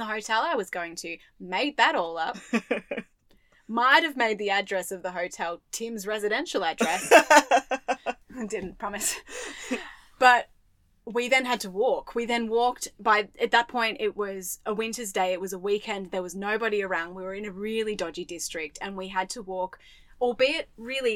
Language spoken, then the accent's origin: English; Australia; I'm an Australian woman.